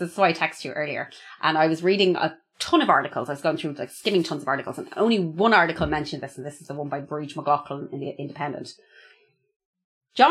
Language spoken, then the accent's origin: English; Longford, County Longford, Ireland; I'm from Longford